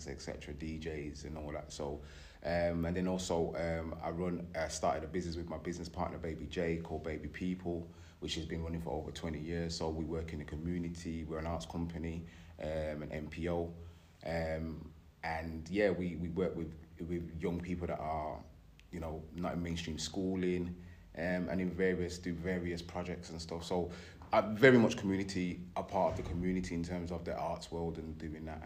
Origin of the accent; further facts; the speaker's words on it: Birmingham, West Midlands, United Kingdom; now in Derby, United Kingdom; I'm originally from Birmingham. I moved to Derby years ago.